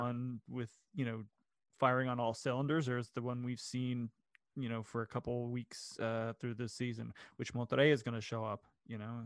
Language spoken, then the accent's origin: English; Daytona Beach, Florida, United States; I grew up in Central Florida. Um, I lived in Daytona Beach